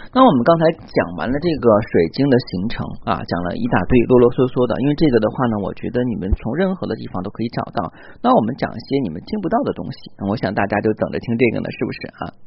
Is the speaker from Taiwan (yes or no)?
no; China; 我们中国人